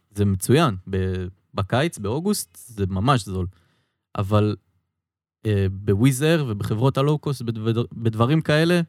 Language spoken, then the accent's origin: Hebrew; Israel; אני ישראלי